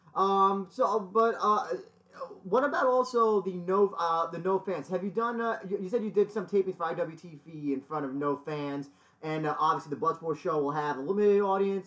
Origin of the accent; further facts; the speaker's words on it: New York, United States; I'm from New York